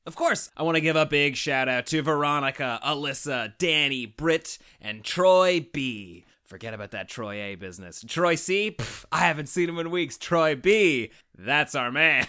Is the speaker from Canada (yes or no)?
yes; Canada; we're just a couple of Canadian weirdos